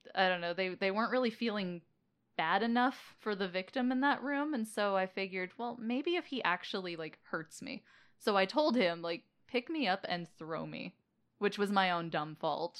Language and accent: English; Las Vegas, Nevada, United States; I was born and raised in Las Vegas